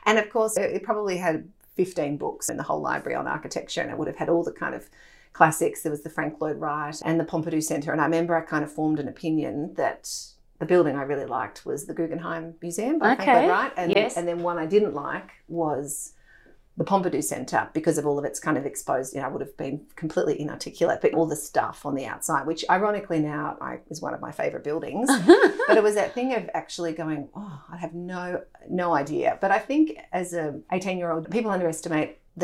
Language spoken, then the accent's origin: English; Melbourne, Victoria, Australia; also born or lived in London / Germany; I grew up in Melbourne and had the fortune of living in Europe as a child